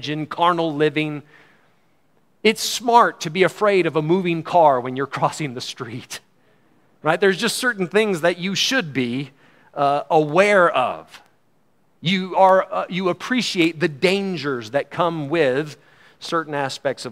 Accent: United States; As an American

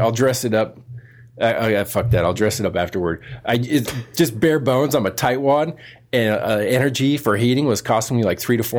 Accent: California, United States; I came from California. Previously, I'd only ever lived on the West Coast.

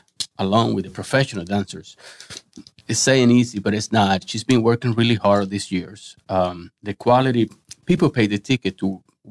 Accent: Cuba; moved away as an adult; now in St. Augustine, United States; I'm from Cuba originally.

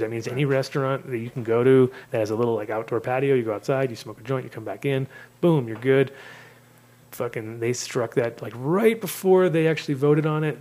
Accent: United States; moved away as an adult; also born or lived in Amsterdam; as an American

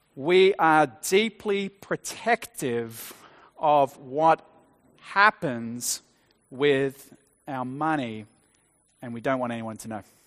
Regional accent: Australia; growing up in Australia, attending an Anglican church as a child

